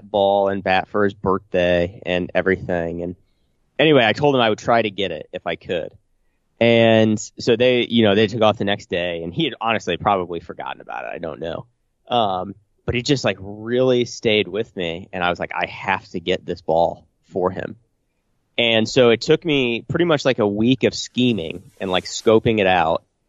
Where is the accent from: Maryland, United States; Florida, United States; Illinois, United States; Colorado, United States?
Illinois, United States; Illiopolis; my hometown, Iliopolis